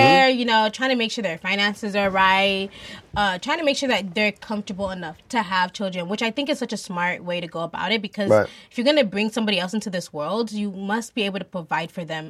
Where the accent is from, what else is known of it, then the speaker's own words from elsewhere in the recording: Nigeria; we're Nigerian